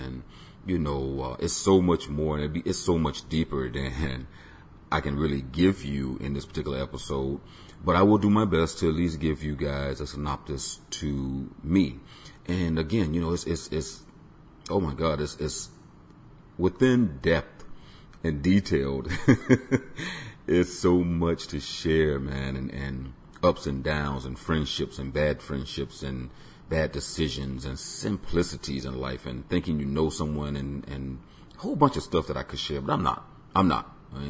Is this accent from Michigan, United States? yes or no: no; Tampa, Florida, United States; I was born on Davis Island, which is within Tampa, Florida. And I grew up basically constantly listening to music